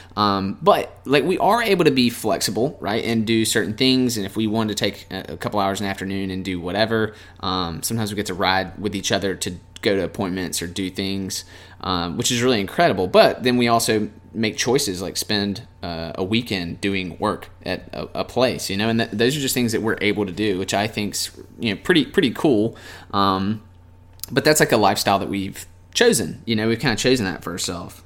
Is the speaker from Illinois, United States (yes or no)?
no; Mobile, Alabama, United States; we're from Mobile, Alabama